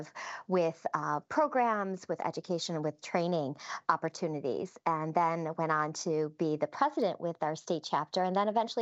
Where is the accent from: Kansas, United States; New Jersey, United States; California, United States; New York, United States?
New York, United States; Western; I'm from Western New York